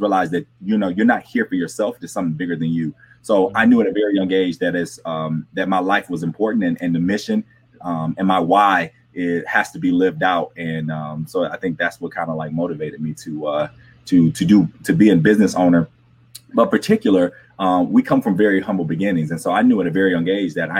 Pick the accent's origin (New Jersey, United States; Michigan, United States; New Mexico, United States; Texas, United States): Michigan, United States; Flint; I grew up in Flint, Michigan, and I grew up in the heart of the city, not like the suburbs